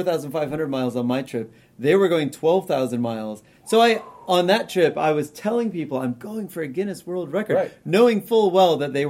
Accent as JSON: {"language": "English", "region": "New Hampshire", "country": "United States", "tie": "born or raised there", "said": "I grew up camping. Like I said, I grew up in New Hampshire."}